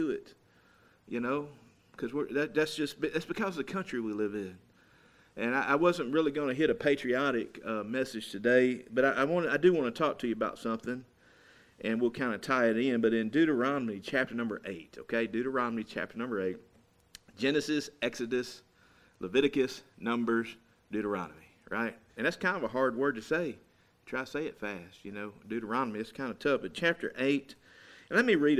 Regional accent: United States; I'm so thankful that I'm an American today.

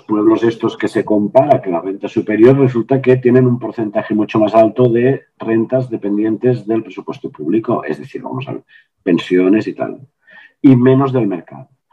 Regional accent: Les Cases d'Alcanar, Catalonia, Spain; moved away; mi pueblo de origen son 700 personas

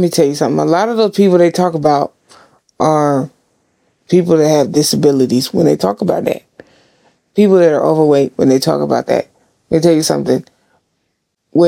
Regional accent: Seattle, Washington, United States; We're all from Seattle

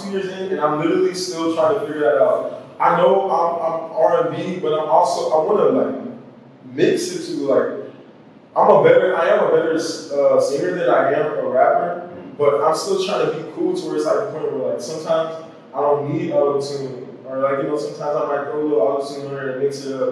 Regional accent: Austin, Texas, United States; moved away as an adult; now in Hawaii, United States; Growing up in Austin

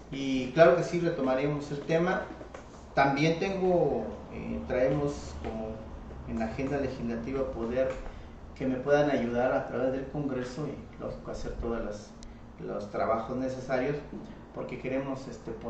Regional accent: Chihuahua, Mexico; Yo nací en Chichimá, fui, este, cargué leña con burritos, sembraba hortalizas, me metía en el arroyo las 5 de la mañana a lavar mis rábanos y mis betabeles

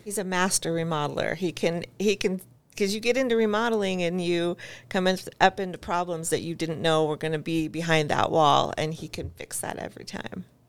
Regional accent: Eagle, Idaho, United States; I grew up in Eagle

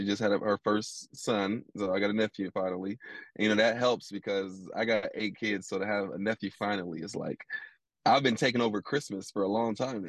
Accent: Columbus, Ohio, United States; moved away as an adult; also born or lived in Philadelphia, Pennsylvania; now in Louisville, United States; No, I'm living in Louisville. I'm from Columbus, Ohio, but I've been in Louisville since college. So I feel like I'm from here. Most people don't know I'm from Columbus, Ohio. And most people definitely don't know that I was born in Philadelphia.

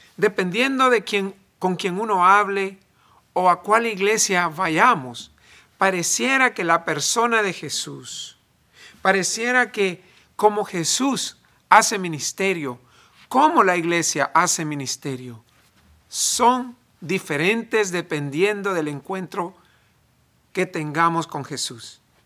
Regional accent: El Salvador; now in United States; En El Salvador yo soy muy gringo para ser salvadoreño y en Estados Unidos soy muy salvadoreño para ser gringo, ni de aquí ni de allá.

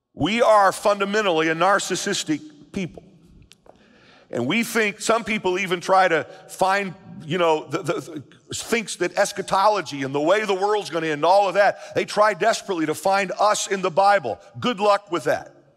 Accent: United States; I'm an American, I'm a citizen of this country, I love the USA

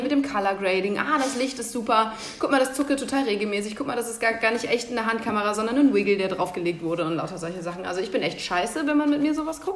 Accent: Central Hesse, Germany; ich komme halt aus Mittelhessen

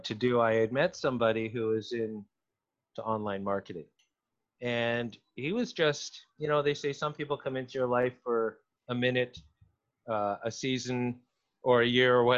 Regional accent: Toronto, Ontario, Canada; I'm from Toronto

